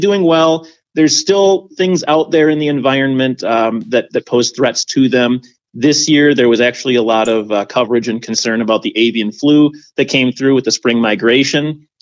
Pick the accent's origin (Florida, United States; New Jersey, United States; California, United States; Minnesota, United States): Minnesota, United States; Winona; I live in Winona, Minnesota, down in the southeast corner. And growing up in Winona